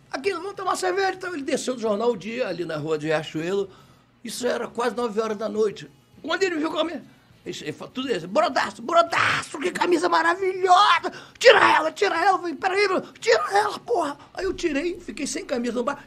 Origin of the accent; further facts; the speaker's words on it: Rio de Janeiro, Brazil; Nascido e criado em Madureira